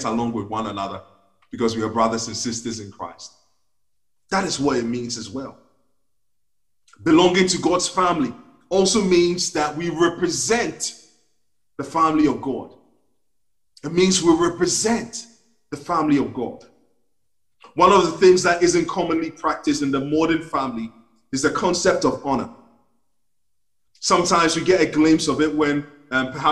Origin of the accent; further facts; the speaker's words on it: Ghana; now in United Kingdom; when I was growing up in Ghana